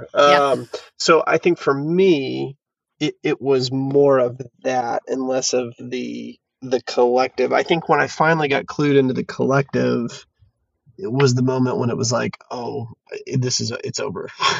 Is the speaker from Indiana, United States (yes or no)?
no; Fayetteville, Arkansas, United States; now in Fort Smith, United States; or I guess I'm in Fort Smith, so in my hometown of Fayetteville, talks really well about collective action and the body of Christ.